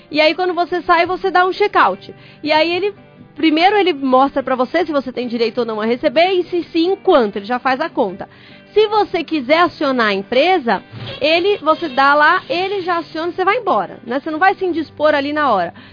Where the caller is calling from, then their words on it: Ibiúna, São Paulo, Brazil; Abraço, sou de Ibiúna, São Paulo.